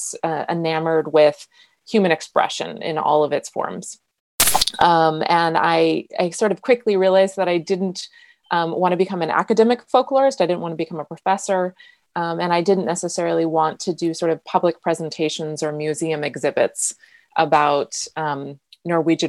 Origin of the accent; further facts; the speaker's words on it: United States; I'm American